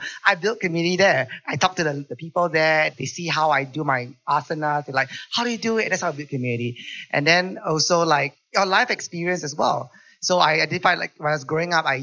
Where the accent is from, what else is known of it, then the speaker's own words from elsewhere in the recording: Singapore; also born or lived in Japan; me being Singaporean as well